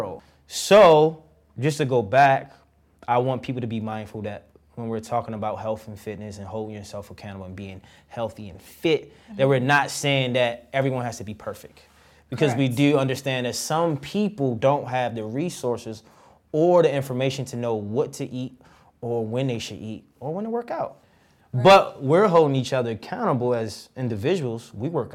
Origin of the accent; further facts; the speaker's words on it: Baltimore, Maryland, United States; I'm from Baltimore. When I was 17, before basketball games, I was eating McChickens